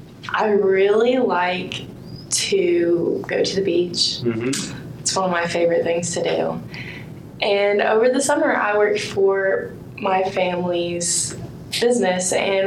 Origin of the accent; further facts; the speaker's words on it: Indiana, United States; I am from Indiana.